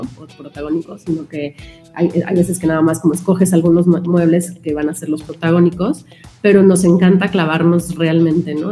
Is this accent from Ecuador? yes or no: no; Mexico; como mexicanos